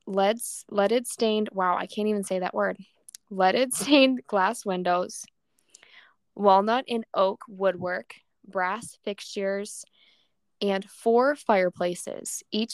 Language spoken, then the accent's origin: English; Menomonie, Wisconsin, United States; I grew up in Menominee as my hometown